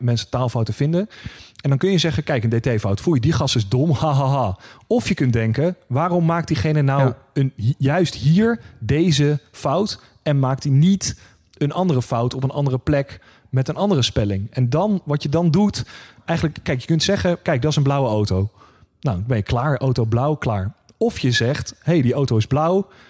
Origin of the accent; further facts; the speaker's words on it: The Hague, South Holland, Netherlands; accent: Haags; mijn eh, native Haagse